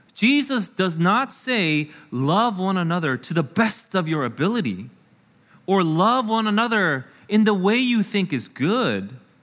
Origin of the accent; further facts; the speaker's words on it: United States; I am an American through and through